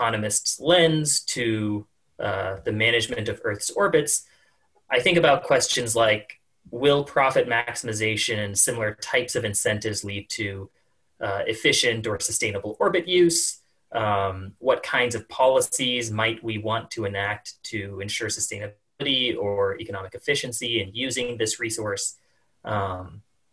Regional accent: the American West, California, United States; also born or lived in Colorado; I grew up in the American West and in California and spent a lot of time in Colorado

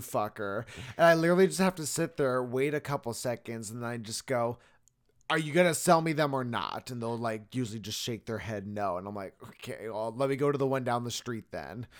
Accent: Arizona, United States; I am from Arizona

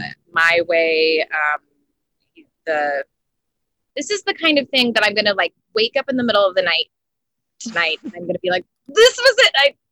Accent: Front Range, Colorado, United States; now in Los Angeles, United States; I'm from the Front Range side of the Rockies

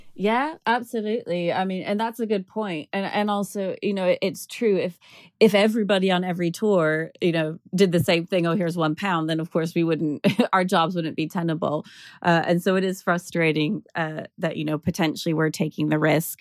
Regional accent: United States; now in London, United Kingdom; as an American

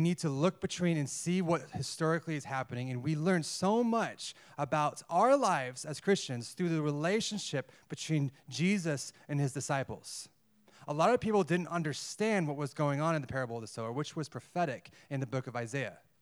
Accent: United States; moved away as an adult; I was born in America, in the West. I speak English.

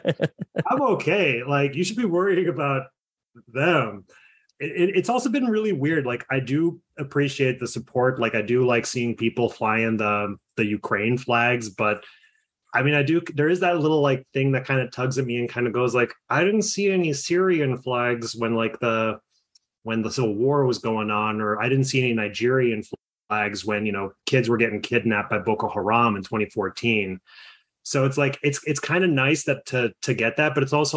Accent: Toronto, Ontario, Canada; I was born in Toronto, born and raised

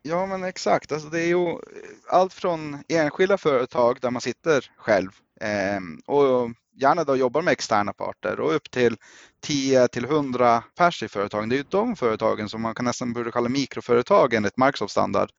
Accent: Norway; also born or lived in Östersund, Sweden; now in Sweden; Jag är själv norrman som grund

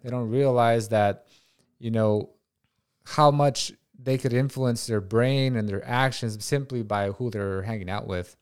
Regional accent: Watsonville, California, United States; I'm from Watsonville, California

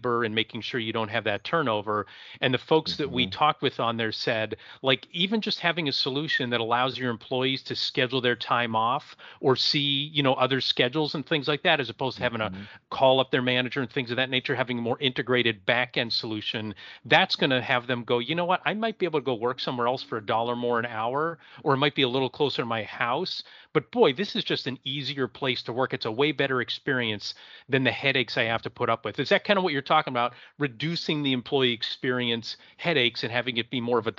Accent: Erie, Pennsylvania, United States; I'm from Erie, Pennsylvania

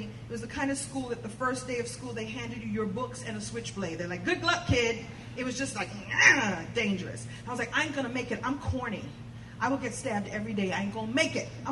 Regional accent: New York City, New York, United States; I'm a girl from Brooklyn

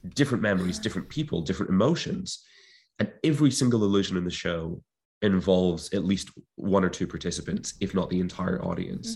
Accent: Clyde Valley, Scotland, United Kingdom; where I grew up in Scotland, in the Clyde Valleys of Scotland

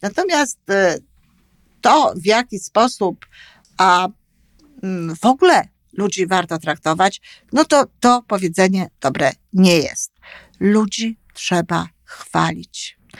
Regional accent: Poland; moved away as an adult; now in Canada; dorastałam, co ogromnie jest ważne, w Polsce i z polskimi opiekunami

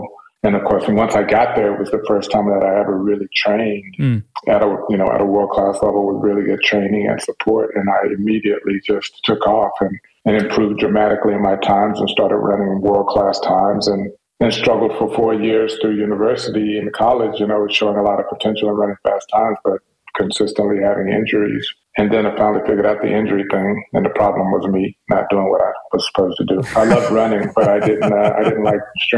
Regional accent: Dallas, Texas, United States; my parents moved to Dallas after they got married. And that's where they raised us

